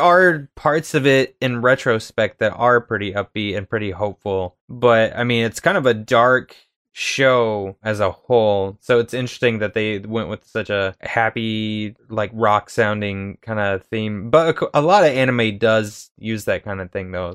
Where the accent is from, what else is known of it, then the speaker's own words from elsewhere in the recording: United States; being American